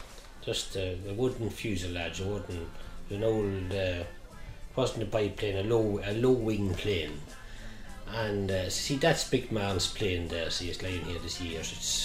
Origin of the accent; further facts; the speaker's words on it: Carrickmacross, Ulster, Ireland; I'm from Carrickmacross.